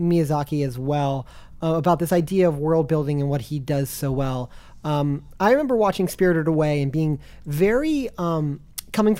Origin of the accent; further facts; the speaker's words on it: United States; first language English; as American